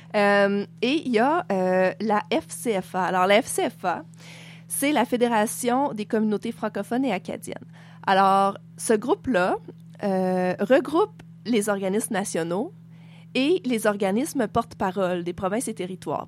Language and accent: French; Quebec, Canada; now in Nunavut, Canada; moi, je suis québécoise